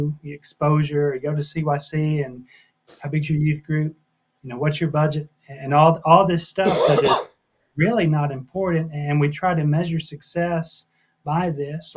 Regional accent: Tennessee, United States; also born or lived in McMinnville; born and raised in Tennessee

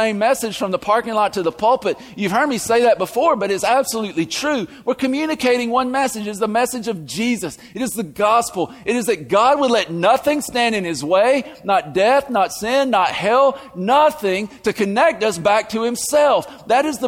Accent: the South, United States; accent: southern; my southern accent.

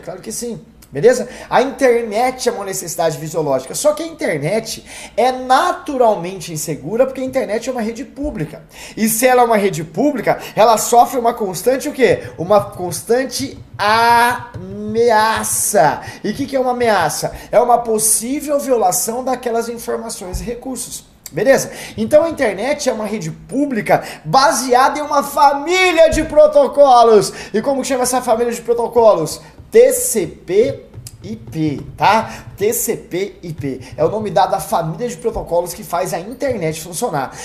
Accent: Campo Grande, Mato Grosso do Sul, Brazil; moved away; eu morava em Campo Grande, Mato Grosso do Sul, que é minha terra natal

